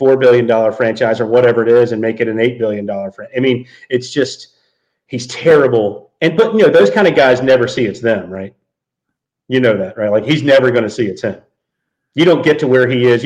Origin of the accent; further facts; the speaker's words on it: the South, United States; growing up in the South